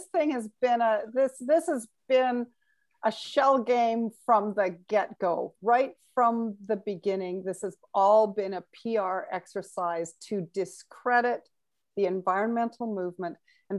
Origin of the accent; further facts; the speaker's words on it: Alberta, Canada; it's funny because I grew up in Alberta and we called it the tar sands when I was growing up. It was the Athabasca tar sands.